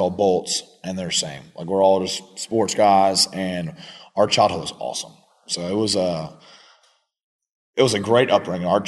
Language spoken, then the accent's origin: English; Anderson, South Carolina, United States; I'm freaking born and raised in Anderson